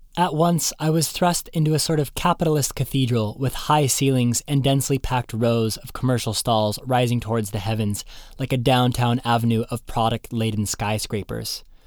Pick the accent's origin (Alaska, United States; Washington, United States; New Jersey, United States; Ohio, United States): Washington, United States; Seattle; I'm from Seattle